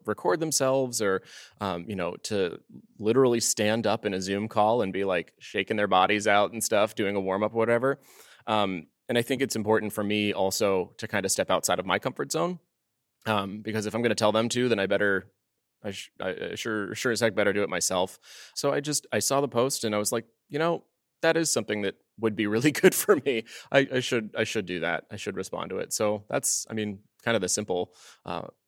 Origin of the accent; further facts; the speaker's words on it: New England, United States; moved away; I'm from New England originally